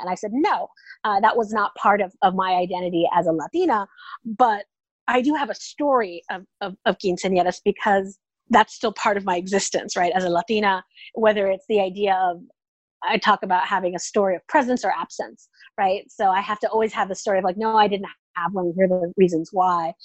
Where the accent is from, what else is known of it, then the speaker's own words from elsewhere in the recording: Oakland, California, United States; moved away as an adult; also born or lived in Indiana; now in Austin, United States; I'm originally from the San Francisco Bay Area. I grew up in Oakland, California.